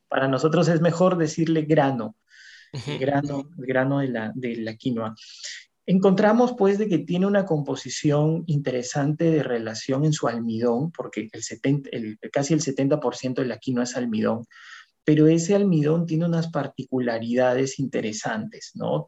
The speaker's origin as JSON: {"language": "Spanish", "region": "Lambayeque", "country": "Peru", "also_born_or_lived": "Lima", "moved": "as an adult", "said": "Cuando vine de provincia, yo soy de Lambayeque, del departamento de Lambayeque, vine a Lima, a la Universidad Agraria, a estudiar mi maestría"}